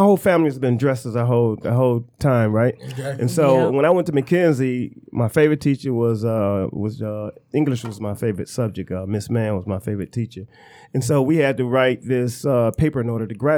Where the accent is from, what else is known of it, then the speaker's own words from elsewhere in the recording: Detroit, Michigan, United States; I'm from Joy Road